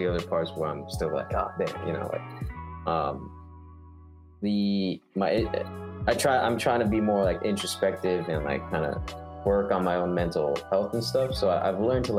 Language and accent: English; Los Angeles, California, United States; I grew up born and raised in LA, but both my parents are from Japan